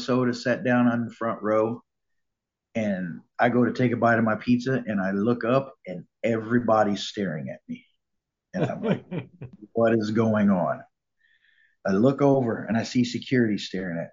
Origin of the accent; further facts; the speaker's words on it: Springfield, Missouri, United States; I grew up here in Springfield. I was born here